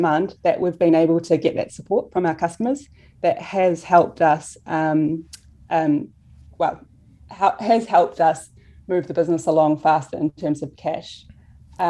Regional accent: New Zealand; we're from New Zealand.

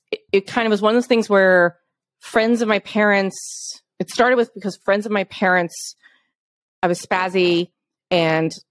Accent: New York, United States; as a child growing up in New York, I was a child actor

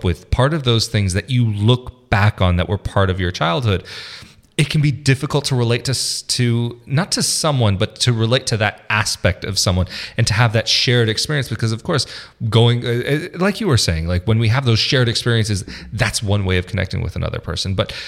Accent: United States; born there; I'm American kind of by default. It's like I was born there. My mother is American.

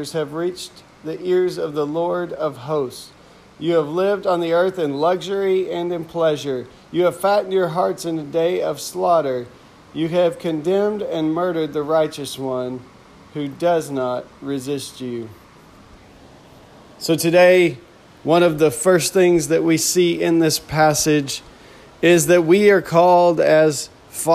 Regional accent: Texas, United States; where I grew up in Texas

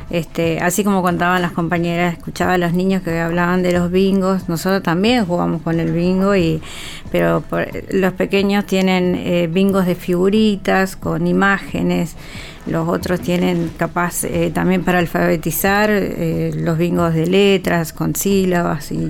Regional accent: Argentina; Nos vemos. Yo soy Argentina.

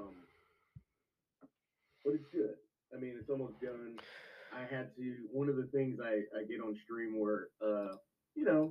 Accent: Los Angeles, California, United States; I'm a native. I'm a born and raised L.A.

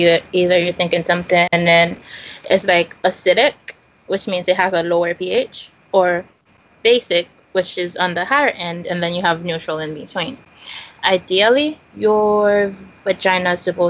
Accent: Haiti; moved away; Growing up in Haiti, my mom always took me on her vaccination campaigns

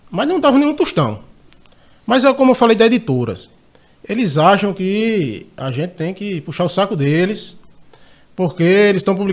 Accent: Rio Tinto, Paraíba, Brazil; Sou de Rio Tinto

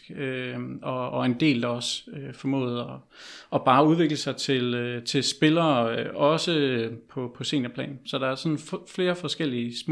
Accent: Herning, Central Denmark Region, Denmark; for jeg kommer selv fra Herning

